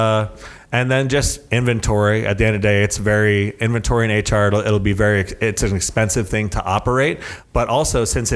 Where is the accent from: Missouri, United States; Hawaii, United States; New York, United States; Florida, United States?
Florida, United States; South; moved away; I'm from South Florida. I lived by the beach